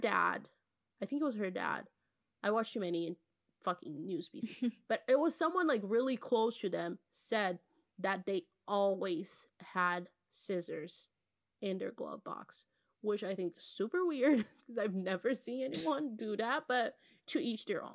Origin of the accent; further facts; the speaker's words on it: Belo Horizonte, Minas Gerais, Brazil; interviewed in Belo Horizonte, my hometown.